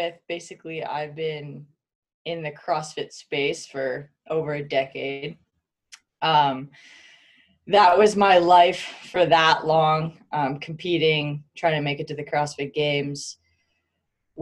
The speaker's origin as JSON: {"language": "English", "country": "Canada", "moved": "yes", "lives_now": "Salt Lake City, United States", "said": "I am Canadian. I'm Canadian"}